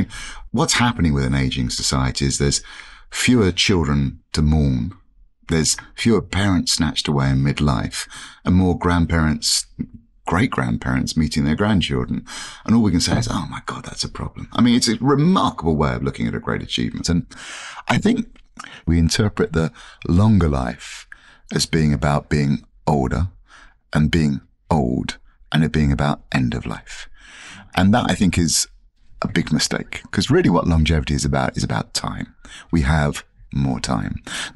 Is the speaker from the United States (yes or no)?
no; England, United Kingdom; born there; I was born in 1965 in England, and I was an identical twin.